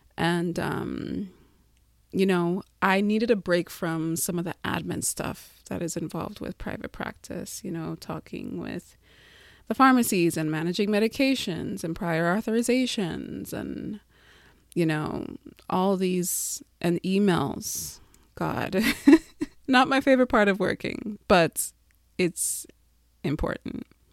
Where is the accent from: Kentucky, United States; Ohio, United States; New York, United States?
New York, United States; Long Island; moved away as an adult; I grew up in Long Island, moved there. My family moved there when I was six. And I grew up there, had my formidable years there.